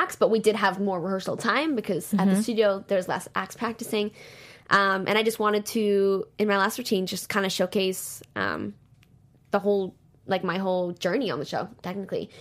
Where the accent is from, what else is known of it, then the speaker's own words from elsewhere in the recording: Toronto, Ontario, Canada; I'm from Toronto